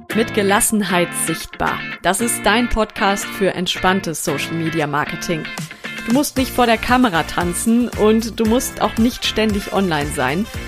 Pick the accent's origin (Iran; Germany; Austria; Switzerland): Germany; North Rhine-Westphalia; ich aus Westfalen